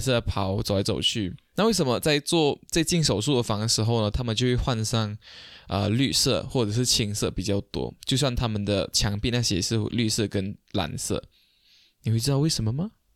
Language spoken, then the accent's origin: Chinese; Malaysia; 我们马来西亚这边